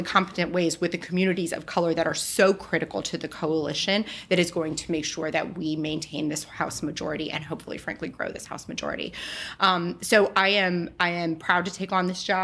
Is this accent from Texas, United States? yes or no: yes; El Paso, Texas, United States; my hometown of El Paso, Texas